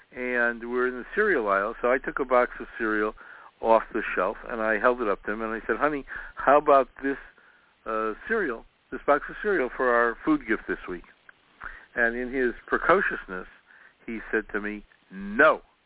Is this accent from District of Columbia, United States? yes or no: no; Chicago, Illinois, United States; I was growing up in Chicago, uh, we knew all our neighbors